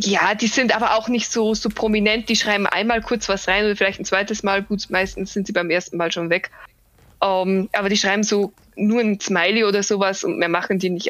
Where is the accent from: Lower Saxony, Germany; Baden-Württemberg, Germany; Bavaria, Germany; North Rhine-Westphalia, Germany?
Bavaria, Germany; ich komme zwar aus Bayern und zwar wirklich aus dem größten, wie gesagt, Pampa direkt am Land